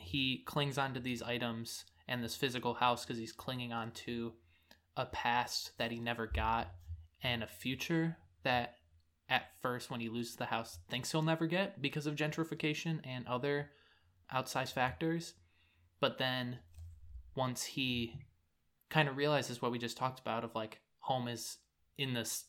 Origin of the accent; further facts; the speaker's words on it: San Francisco, California, United States; unless you love it, with it being San Francisco. And I really appreciate that as I've moved away from my hometown and I'm able to look back and kind of miss it.